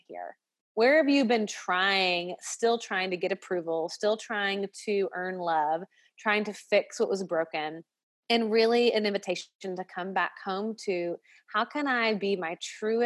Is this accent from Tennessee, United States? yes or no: yes; Nashville, Tennessee, United States; I'm from the South, I'm from Nashville